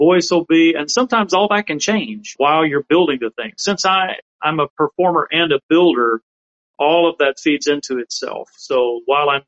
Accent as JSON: {"language": "English", "region": "South Alabama", "country": "United States", "tie": "born or raised there", "said": "where I grew up in South Alabama"}